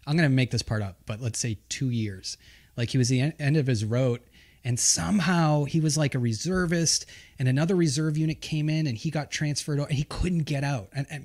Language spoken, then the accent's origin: English; United States; I'm an American and I'm half Sicilian.